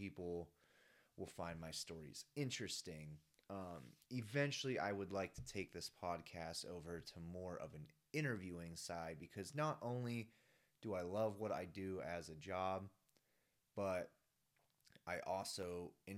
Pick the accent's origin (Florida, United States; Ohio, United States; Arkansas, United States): Ohio, United States; Dublin; moved away as an adult; now in Colorado, United States; I am originally from Dublin, Ohio, which is a suburb of Columbus, Ohio. I had a really, really great childhood